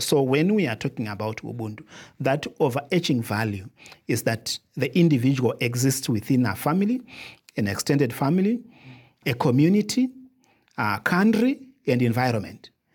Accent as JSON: {"language": "English", "country": "Zimbabwe", "said": "I come from Zimbabwe"}